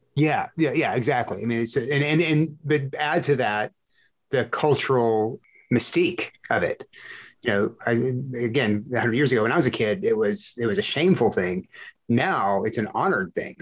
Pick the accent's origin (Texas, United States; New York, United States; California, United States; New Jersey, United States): Texas, United States; South; growing up in Texas, South Texas